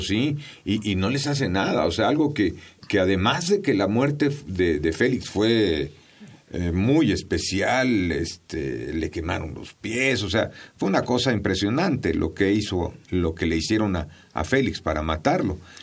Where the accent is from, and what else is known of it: Mexico